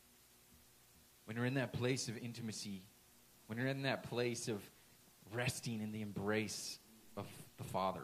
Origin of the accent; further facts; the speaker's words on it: Washington, United States; moved away; went back home to my hometown, home state, that whole area in Washington